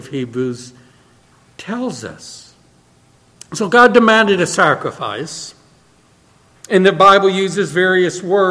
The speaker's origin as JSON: {"language": "English", "town": "New Orleans", "region": "Louisiana", "country": "United States", "moved": "yes", "said": "I'm from New Orleans"}